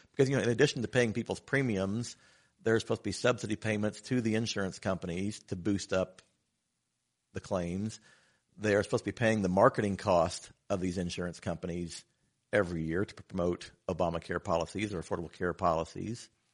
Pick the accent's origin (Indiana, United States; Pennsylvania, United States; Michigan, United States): Indiana, United States; Batesville; also born or lived in Oldenburg, Indiana; born and raised in Batesville, Indiana, but my family's lived in Oldenburg for six generations now